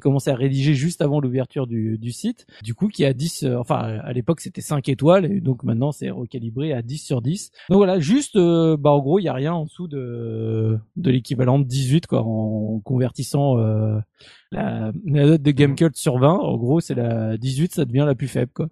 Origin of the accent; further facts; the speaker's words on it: France; chez nous en France